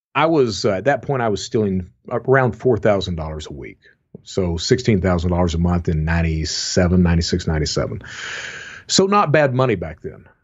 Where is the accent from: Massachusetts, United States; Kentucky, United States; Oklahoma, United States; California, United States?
Kentucky, United States; Eastern; I'm from Eastern Kentucky, and, you know, my mom was a fraudster.